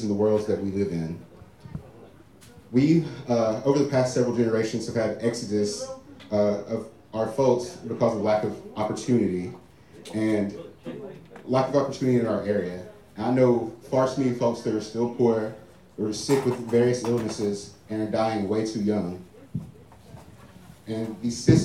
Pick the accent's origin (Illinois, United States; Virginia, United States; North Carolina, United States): Virginia, United States; Big Stone Gap; this is my hometown, Big Stone Gap, Virginia.